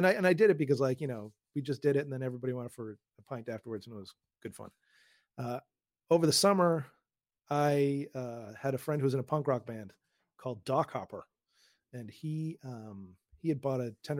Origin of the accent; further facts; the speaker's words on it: Newton, Massachusetts, United States; also born or lived in Queens, New York; now in Westchester County, United States; I grew up outside of Boston in a town called Newton